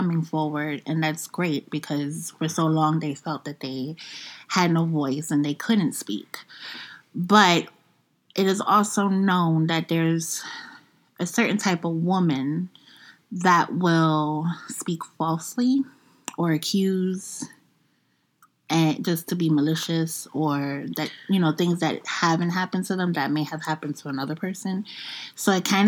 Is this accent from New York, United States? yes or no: yes; New York, United States; I'm from the Bronx